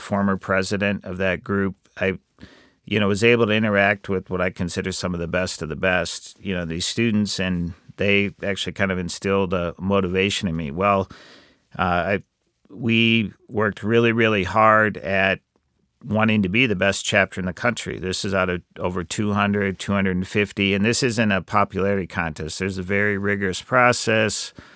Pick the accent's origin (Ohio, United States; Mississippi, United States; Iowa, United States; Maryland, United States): Iowa, United States; I grew up in Iowa